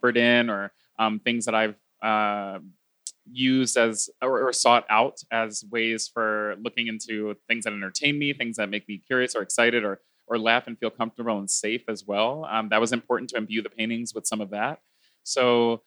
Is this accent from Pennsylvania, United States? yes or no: yes; Philadelphia, Pennsylvania, United States; I was raised Baptist Christian in Philadelphia, Pennsylvania